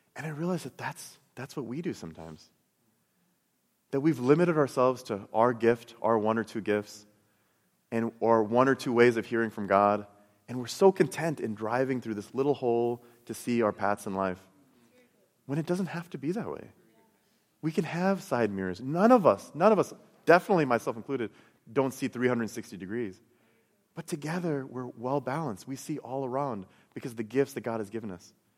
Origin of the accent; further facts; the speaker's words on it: Chicago, Illinois, United States; I, I grew up in Chicago